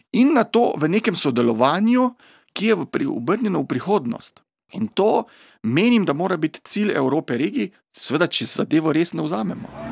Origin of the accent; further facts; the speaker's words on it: Slovenia; pri nas doma v Sloveniji